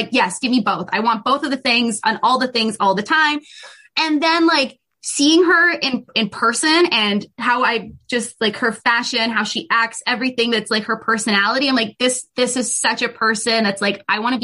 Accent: Canada; So I grew up, I was born in Canada and raised in Canada

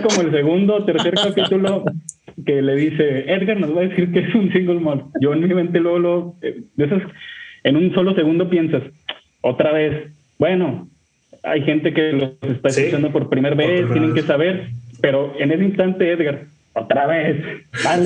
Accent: Torreón, Coahuila, Mexico; now in Monterrey, Mexico; yo soy de Monterrey, México, los escucho desde acá, eh, vivo aquí, pero yo soy originario de Torreón, Coahuila

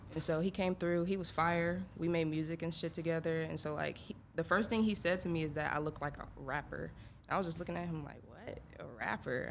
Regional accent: Atlanta, Georgia, United States; also born or lived in Illinois; I'm from Atlanta. I moved there my sophomore year of high school

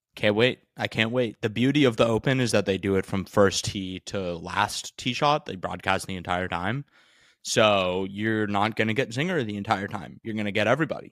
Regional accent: New Jersey, United States; I'm from New Jersey

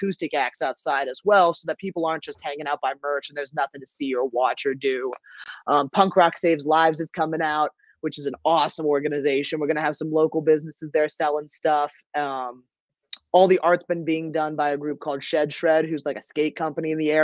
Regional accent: Northern Virginia, United States; moved away as an adult; also born or lived in Pittsburgh, Pennsylvania; now in Baltimore, United States; I'm originally from Northern Virginia

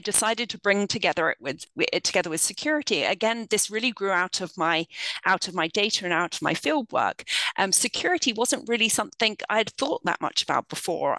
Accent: London, United Kingdom; moved away as an adult; now in United States; I grew up in the United Kingdom. I'm from London.

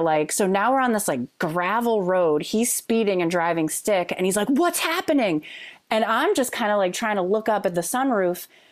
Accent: Bucks County, Pennsylvania, United States; I grew up in Bucks County

